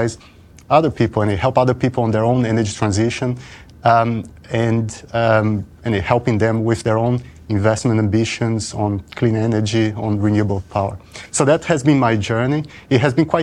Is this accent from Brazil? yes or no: yes; Brazil; moved away; I'm originally from Brazil